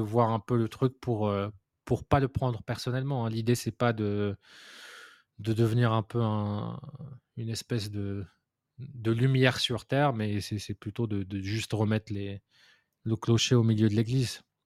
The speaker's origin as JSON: {"language": "French", "country": "Morocco", "moved": "yes", "said": "d'un point de vue culturel, je venais du Maroc"}